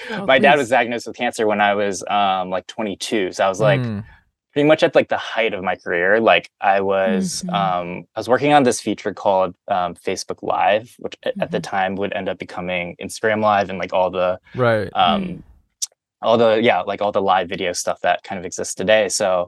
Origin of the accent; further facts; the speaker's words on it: Midwest, United States; growing up in the Midwest, like you're, at least I was surrounded by people who didn't look like me.